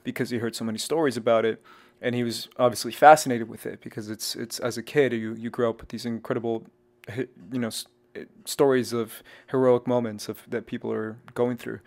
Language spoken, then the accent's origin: English; Texas, United States; also born or lived in Arizona / Mexico; I grew up in Texas